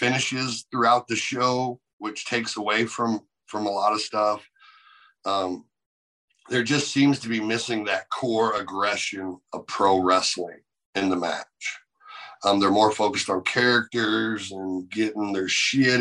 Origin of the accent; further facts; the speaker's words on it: United States; I'm an American